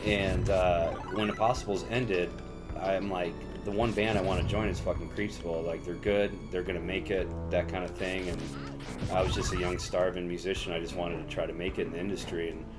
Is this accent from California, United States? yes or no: no; Indiana, United States; moved away; Yeah, so I moved out here in 2006 from Chicagoland area, Northwest Indiana, and when I moved out here, I joined like a metal band for a while with my buddies.